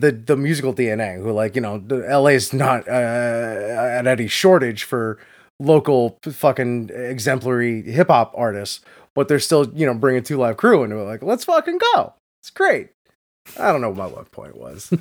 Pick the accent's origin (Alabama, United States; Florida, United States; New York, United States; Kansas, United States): Florida, United States; Hollywood; my hometown of Hollywood Beach, Florida.